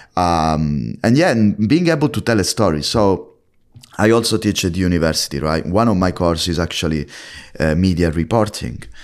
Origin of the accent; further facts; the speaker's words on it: Italy; now in London, United Kingdom; As you can tell from my British accent, I'm from Italy